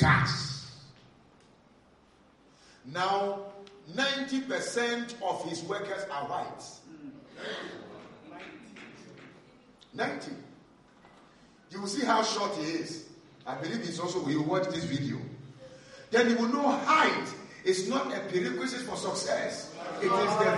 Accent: Ghana; I'm a Ghanaian

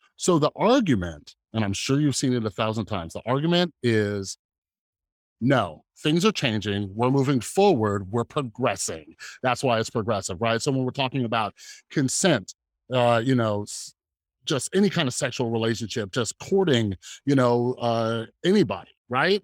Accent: Las Vegas, Nevada, United States; I grew up here in Las Vegas around a ton of Mormons

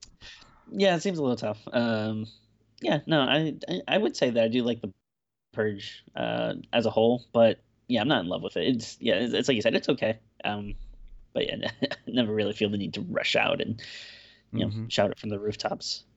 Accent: Woonsocket, Rhode Island, United States; Woonsocket, Rhode Island, uh, my hometown growing up

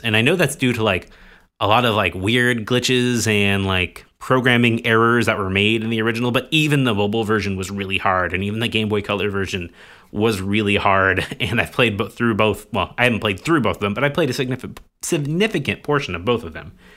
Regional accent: United States

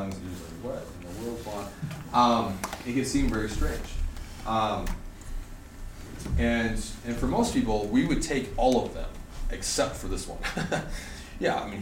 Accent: Oregon, United States; I grew up in Oregon

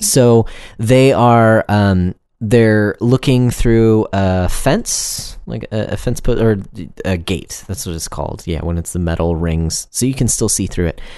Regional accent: United States; me as an American

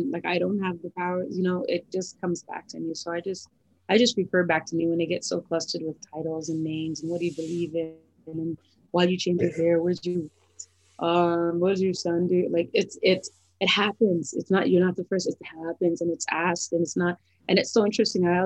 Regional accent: Thornhill, Ontario, Canada; we grew up in Thornhill, so he went to 13 bar mitzvahs.

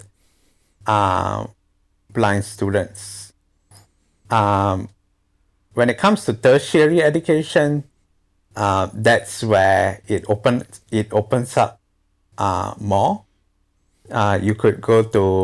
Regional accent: Singapore; moved away as an adult; now in Tasmania, Australia; I'm from Singapore. So I came to Australia because I wanted a bit of a different experience as I had been studying in Singapore, of course, ever since I started kindergarten

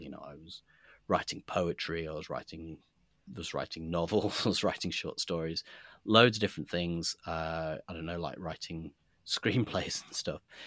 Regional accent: Nottingham, East Midlands, United Kingdom; I grew up in Nottingham

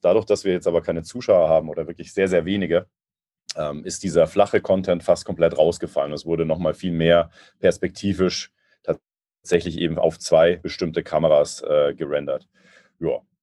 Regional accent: Munich, Bavaria, Germany; ich als äh, Münchner. Wir sind ja relativ nah dran an Österreich

